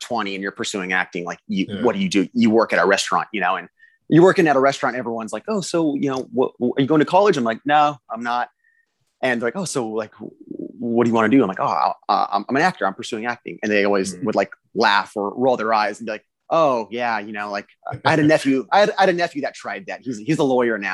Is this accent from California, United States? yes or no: yes; South Riverside County, Southern California, United States; I grew up in Southern California, about 90 minutes outside of LA, like South Riverside County